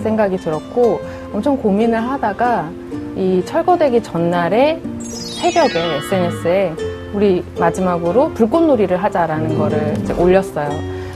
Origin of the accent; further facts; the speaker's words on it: Seoul, South Korea; 저는 거기서 태어나고 어. 자랐고 유년 시절의 기억이 다 그곳에 있는 어. 사람이고요.